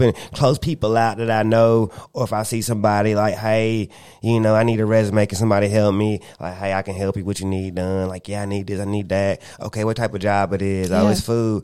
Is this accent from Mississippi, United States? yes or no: no; Spartanburg, South Carolina, United States; I'm from Spartanburg